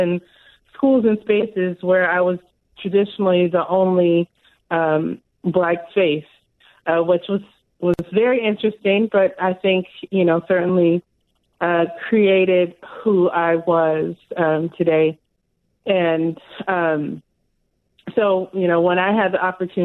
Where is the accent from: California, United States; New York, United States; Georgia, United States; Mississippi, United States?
California, United States; Los Angeles; now in Seattle, United States; I grew up in Pacoima, which was back then a predominantly Black neighborhood